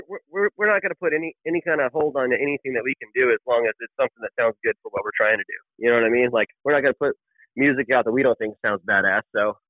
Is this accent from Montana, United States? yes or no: no; San Antonio, Texas, United States; also born or lived in Round Rock, Texas; I grew up in San Antonio, you know, I finished high school in Austin area, Round Rock